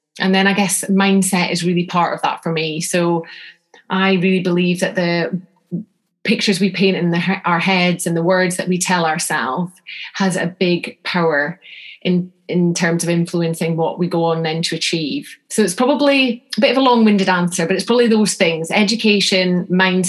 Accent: North Scotland, United Kingdom; I'm from North Scotland

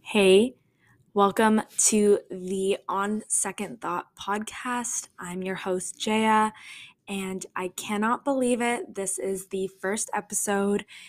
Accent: Toronto, Ontario, Canada; I am from Toronto, Toronto, Canada

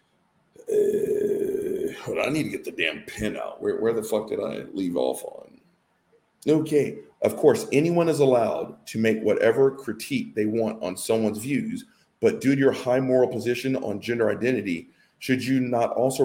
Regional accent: the South, Southern United States, United States; I'm a Southerner. I'm 50 years old

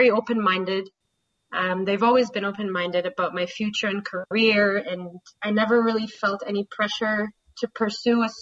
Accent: Saudi Arabia; moved away; I grew up in Saudi Arabia. I lived there for about 15 years.

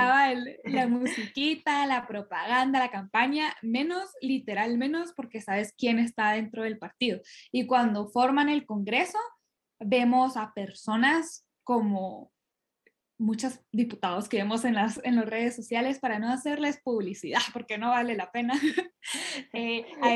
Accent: Guatemala; como chapines

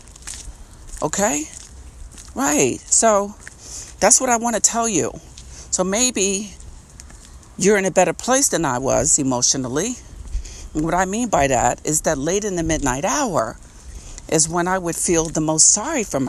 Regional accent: Long Island, New York, United States; I'm from Long Island, New York, and I was raised in a housing project

